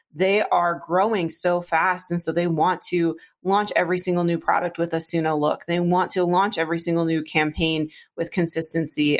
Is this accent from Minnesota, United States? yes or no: yes; Iron Range, northern Minnesota, United States; now in Minneapolis, United States; I grew up in on the Iron Range in northern Minnesota.